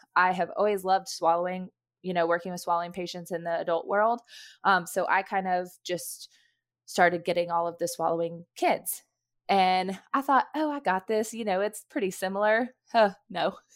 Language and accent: English; Knoxville, Tennessee, United States; moved away as an adult; now in North Georgia, United States; I'm originally from Knoxville, Tennessee, that's where my family lives